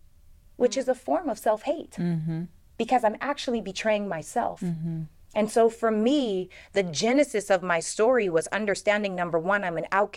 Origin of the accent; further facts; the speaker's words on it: Canada; growing up in Canada, being the only black girl in every grade